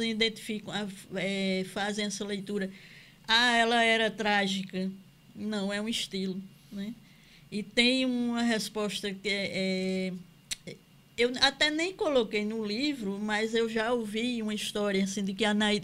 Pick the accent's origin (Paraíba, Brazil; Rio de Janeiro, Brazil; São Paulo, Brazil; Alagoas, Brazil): Paraíba, Brazil; Campina Grande; Eu sou de Campina Grande